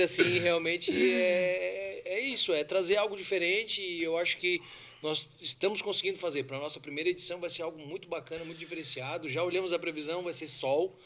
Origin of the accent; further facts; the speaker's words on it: Siderópolis, Santa Catarina, Brazil; é a minha raiz, né? Eu nasci em Siderópolis